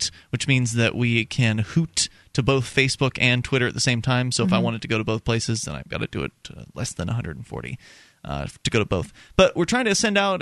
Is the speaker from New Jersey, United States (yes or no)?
no; Florida, United States; moved away; I'm from Florida